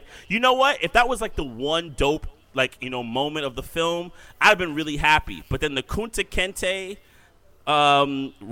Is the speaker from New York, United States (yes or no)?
yes; New York, United States; I grew up in New York